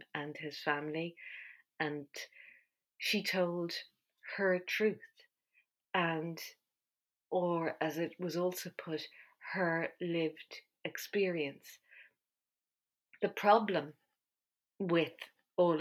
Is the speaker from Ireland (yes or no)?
yes; Ireland; I'm Irish.